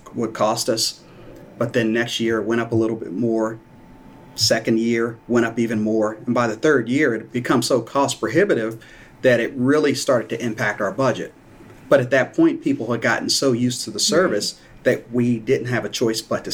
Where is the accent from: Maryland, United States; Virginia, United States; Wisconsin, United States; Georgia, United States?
Maryland, United States; Hillcrest Heights; I grew up in Hillcrest Heights, which is in Prince George's County